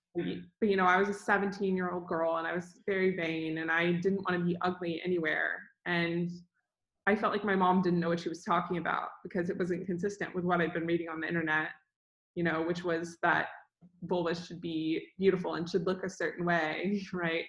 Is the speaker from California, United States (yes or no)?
no; Dallas, Texas, United States; I grew up in Dallas, Texas